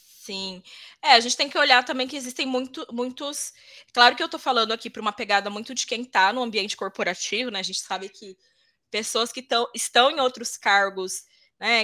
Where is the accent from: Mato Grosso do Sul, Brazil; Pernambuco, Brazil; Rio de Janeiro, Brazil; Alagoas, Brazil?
Mato Grosso do Sul, Brazil; also born or lived in interior of São Paulo state; now in São Paulo, Brazil; Nasci no interior de São Paulo, mas eu sempre digo que sou Legal. Mato Grossense porque fui lá que eu fui criada.